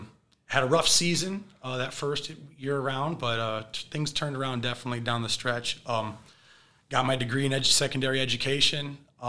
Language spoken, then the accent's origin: English; Hudson, Michigan, United States; from small town Michigan. I graduated from Hudson High School, a little small 63 in my graduating class type of place. So real small corn country type of place, hardworking people, great people there. Class of 2013.